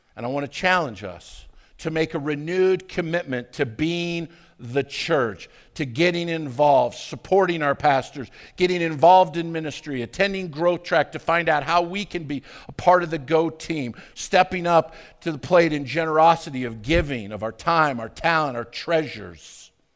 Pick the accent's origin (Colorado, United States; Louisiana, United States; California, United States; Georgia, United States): Colorado, United States; Arvada; I grew up in Arvada